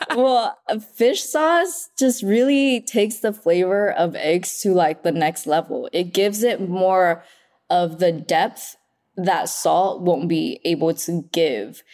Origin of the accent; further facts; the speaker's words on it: Oxnard, California, United States; English is a second language; also born or lived in Vietnam; now in Los Angeles, United States; I grew up in Oxnard